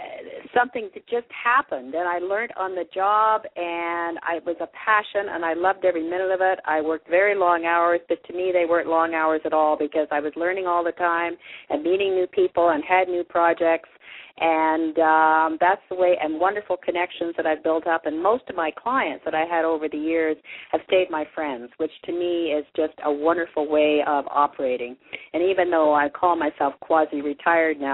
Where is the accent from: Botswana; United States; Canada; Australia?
Canada; also born or lived in England; I was born in England and arrived in Canada at the age of 4